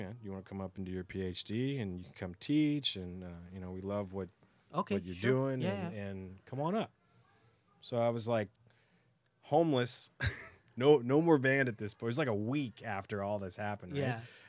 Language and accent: English; Canada; now in United States; So I'm Canadian. What do you know?